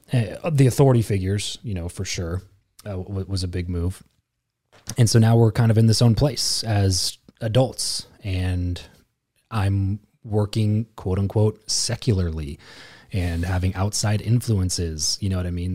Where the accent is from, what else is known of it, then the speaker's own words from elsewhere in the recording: Lancaster, California, United States; moved away as an adult; the first time in my life that I lived anywhere but Lancaster.